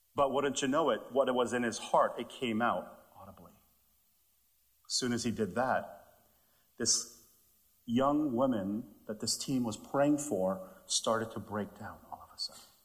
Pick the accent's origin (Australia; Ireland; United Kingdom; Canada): Canada; also born or lived in Texas; I'm, I'm from Canada